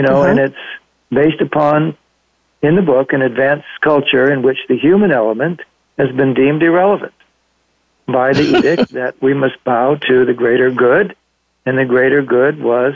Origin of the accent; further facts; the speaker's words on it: Los Angeles, California, United States; moved away; also born or lived in Monterey Peninsula; I was born and raised in Los Angeles